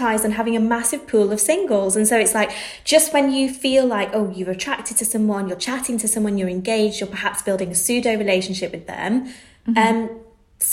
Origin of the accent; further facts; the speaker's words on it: Manchester, North West England, United Kingdom; moved away as an adult; now in London, United Kingdom; I'm from Manchester. I moved to London